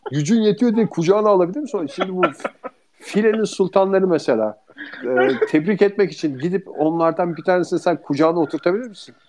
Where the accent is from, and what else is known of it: İzmir, Turkey; born or raised there